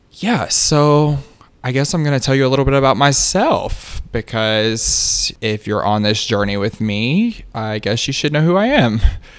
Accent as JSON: {"language": "English", "region": "the South", "country": "United States", "tie": "born or raised there", "said": "It's, again, still a part of growing up in the South and being a queer person in the South and just finding my way."}